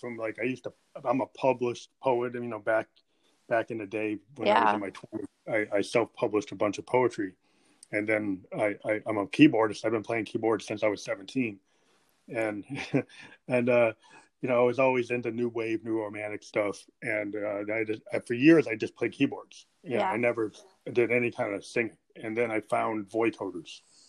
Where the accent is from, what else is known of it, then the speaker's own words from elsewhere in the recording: New Hampshire, United States; I come from New Hampshire